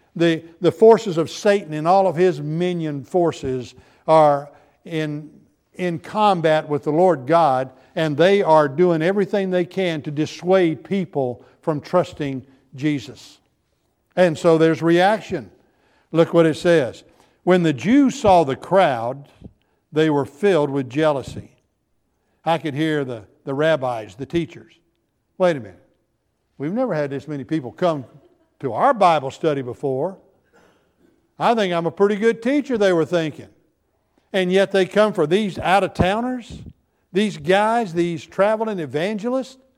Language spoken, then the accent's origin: English; United States; I was from America